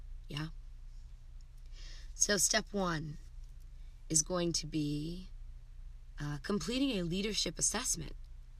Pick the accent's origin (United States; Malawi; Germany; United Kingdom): Germany; being a military kid growing up in Germany